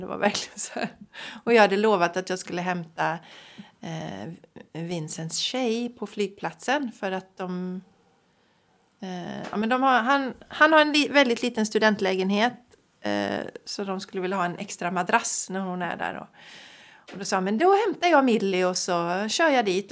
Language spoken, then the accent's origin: Swedish; Sweden; vi som svenskar